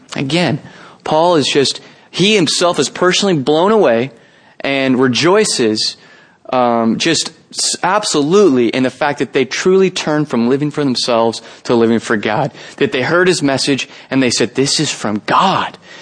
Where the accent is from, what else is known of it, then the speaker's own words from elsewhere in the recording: San Jose, California, United States; I'm actually from San Jose. I was born and raised here